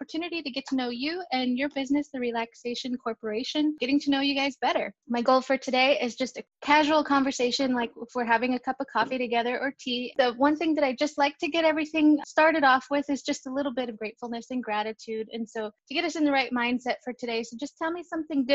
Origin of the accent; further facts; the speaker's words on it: Hawaiian Gardens, California, United States; also born or lived in Tulare, California; now in Nebraska, United States; I was born and raised in Hawaiian Gardens, California. So just right outside of LA. We lived more northern in Tulare, but we actually moved here to Nebraska in 99